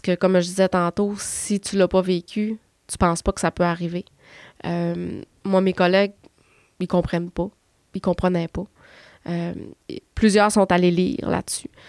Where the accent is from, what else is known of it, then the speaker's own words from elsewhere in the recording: Chicoutimi, Quebec, Canada; je suis de Chicoutimi